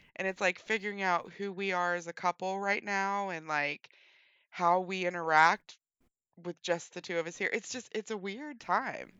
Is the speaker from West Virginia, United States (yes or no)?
yes; West Virginia, United States; I was born and raised in West Virginia